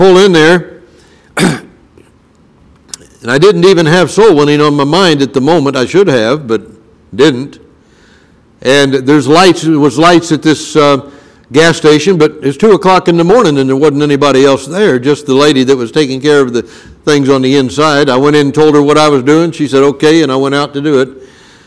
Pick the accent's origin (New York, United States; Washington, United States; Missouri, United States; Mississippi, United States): Missouri, United States; Brunswick; When I was growing up in Brunswick, Missouri